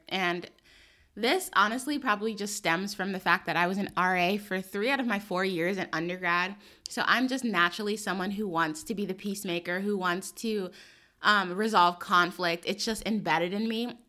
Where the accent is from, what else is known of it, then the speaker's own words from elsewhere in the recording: New York City, New York, United States; I grew up in New York City